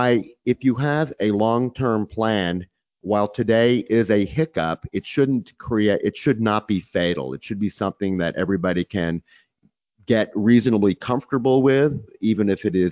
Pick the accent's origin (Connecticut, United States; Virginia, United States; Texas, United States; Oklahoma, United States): Texas, United States; I'm from Texas